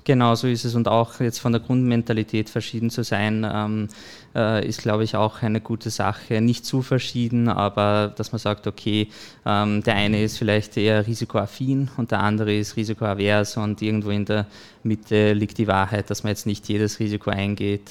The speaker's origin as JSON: {"language": "German", "town": "Bischofshofen", "region": "Salzburg", "country": "Austria", "tie": "born or raised there", "also_born_or_lived": "Hallein", "said": "geboren und aufgewachsen im Pongau. Also äh, habe größte Zeit meines Lebens in Bischofshofen verbracht"}